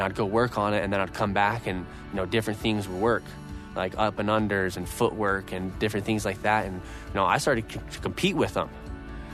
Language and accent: English; Idaho, United States; Growing up in Idaho, I was surrounded by a bunch of family